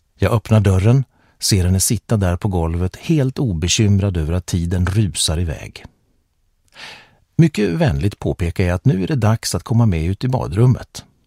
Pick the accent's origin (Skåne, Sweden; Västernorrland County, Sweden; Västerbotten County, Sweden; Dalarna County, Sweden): Västernorrland County, Sweden; Örnsköldsvik; now in Stockholm, Sweden; Jag växte upp i Kroksta med min pappa Olle, min mamma Lena och med min utvecklingsstörda stora syster Helena